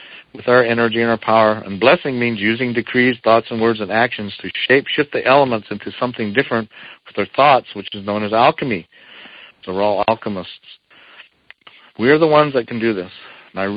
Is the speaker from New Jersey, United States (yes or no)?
no; Eastern Shoshone Nation, Wind River Indian Reservation, Wyoming, United States